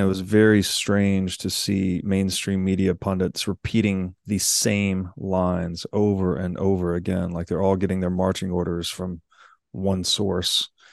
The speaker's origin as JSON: {"language": "English", "region": "Tennessee", "country": "United States", "tie": "born or raised there", "said": "I grew up in Tennessee"}